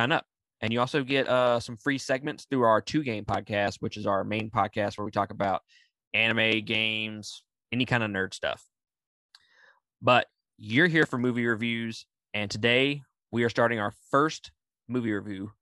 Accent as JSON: {"language": "English", "region": "Mississippi", "country": "United States", "said": "I'm from Mississippi"}